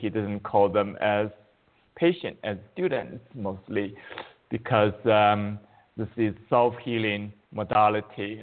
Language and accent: English; China; moved away as an adult; now in United States; I was born in China, and but uh, I came to U.S. 35 years ago as a graduate student in mathematics